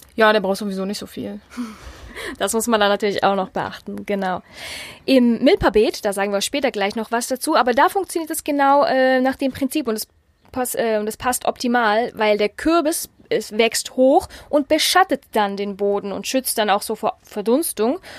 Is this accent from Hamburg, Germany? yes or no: no; Mecklenburg-Vorpommern, Germany; bei uns in Mecklenburg-Vorpommern